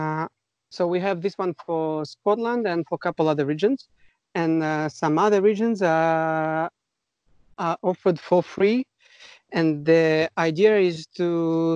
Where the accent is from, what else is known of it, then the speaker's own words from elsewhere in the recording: Russia; accent: Russian; English is a second language; I apologize for my accent. It's a Russian accent. We are both from Russia.